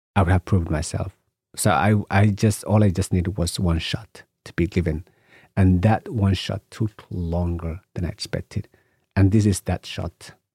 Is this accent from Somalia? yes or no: yes; Somalia; I come from Somalia, you know, and in Somalia, you know, we are a nation of poets and stories. So I grew up listening to stories